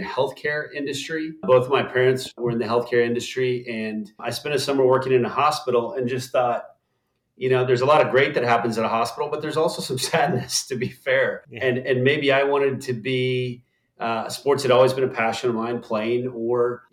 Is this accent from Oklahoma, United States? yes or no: yes; Tulsa, Oklahoma, United States; moved away as an adult; also born or lived in Leicester, England; I was raised in Tulsa, Oklahoma, a fantastic city.